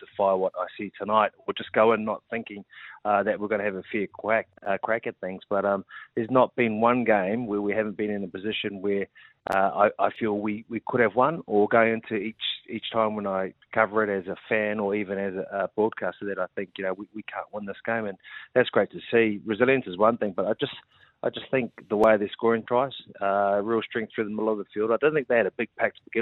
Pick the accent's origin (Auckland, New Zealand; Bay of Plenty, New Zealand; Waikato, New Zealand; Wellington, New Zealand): Auckland, New Zealand; being a boy growing up here in South Auckland first and then, you know, sort of just enjoying being born and bred in Auckland